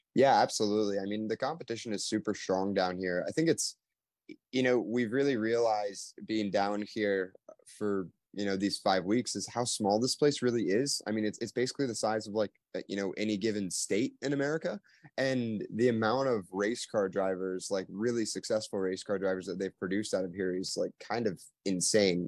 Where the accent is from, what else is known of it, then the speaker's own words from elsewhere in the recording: Louisville, Kentucky, United States; now in Indianapolis, United States; I'm originally from Louisville, Kentucky